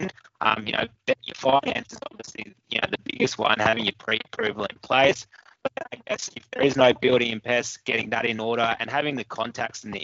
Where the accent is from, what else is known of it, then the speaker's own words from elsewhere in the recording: Brisbane, Queensland, Australia; moved away as an adult; now in Newcastle, Australia; I've been in Newcastle probably 5-6 years now. Originally, I was from Brisbane.